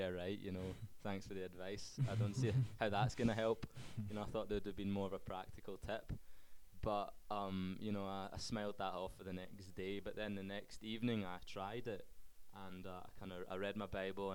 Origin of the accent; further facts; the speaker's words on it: Scotland, United Kingdom; Okay, so obviously I'm from Scotland. I grew up in a Christian family